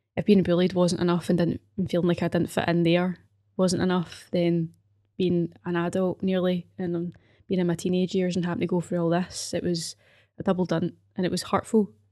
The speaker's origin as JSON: {"language": "English", "town": "Glasgow", "region": "Scotland", "country": "United Kingdom", "tie": "born or raised there", "also_born_or_lived": "Paisley", "said": "I grew up in Govan"}